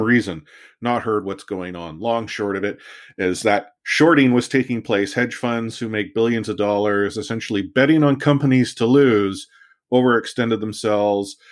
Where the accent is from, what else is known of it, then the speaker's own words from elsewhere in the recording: Richmond, British Columbia, Canada; I learned it on the mean streets of, uh, Richmond growing up